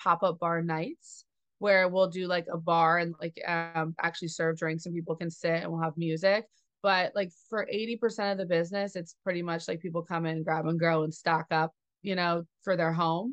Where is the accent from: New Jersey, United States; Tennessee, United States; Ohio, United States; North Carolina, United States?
New Jersey, United States; Jersey Shore; I grew up at the Jersey Shore as well